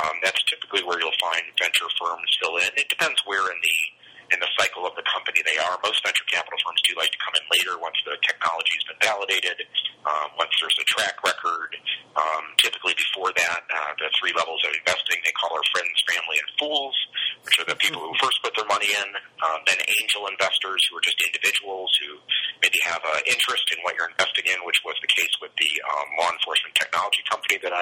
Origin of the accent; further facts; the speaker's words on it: Connecticut, United States; moved away as an adult; now in Ohio, United States; I actually grew up in Connecticut. I came out here to be a Buckeye in 1985, and here I sit today, 30-plus years later